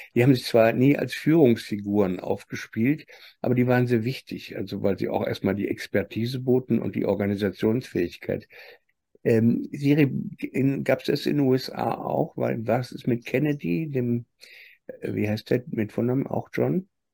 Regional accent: Germany; nachdem wir gerade in Deutschland 70 Jahre aufgewachsen sind

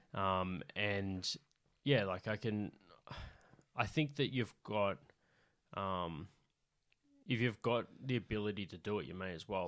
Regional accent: Central West New South Wales, Australia; accent: central West New South Wales

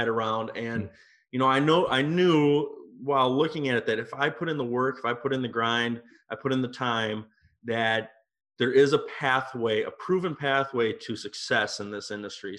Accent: Minnesota, United States; moved away as an adult; also born or lived in Europe / Napa Valley, California; I'm from Minnesota, and right out of high school, I got involved in the wine industry.

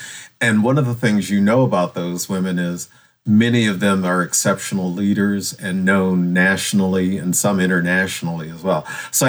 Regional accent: Michigan, United States; moved away as an adult; also born or lived in Tennessee; now in North Carolina, United States; I'm from Michigan, but I ended up in North Carolina.

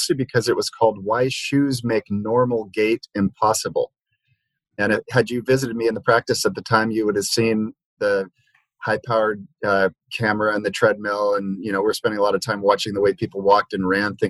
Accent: Liberia; moved away; where I grew up in Liberia, West Africa

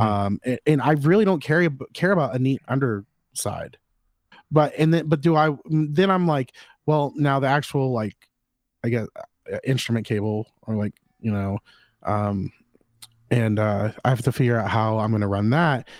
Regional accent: Florida, United States; I'm from Florida

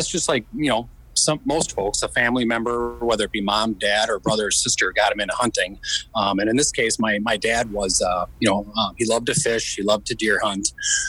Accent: Midwest, United States; So, I mean, I grew up in the Midwest.

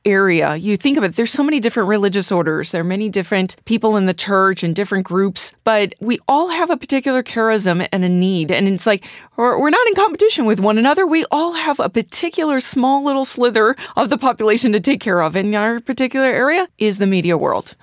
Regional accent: St. Louis, Missouri, United States; moved away; I'm from Saint Louis, Missouri, so there's many different religious orders there

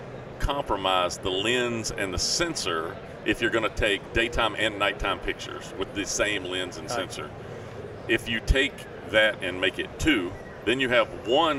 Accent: Tennessee, United States; I'm from Tennessee.

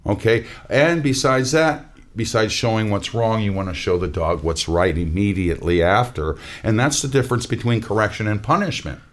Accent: Minnesota, United States; moved away; I'm from Minnesota

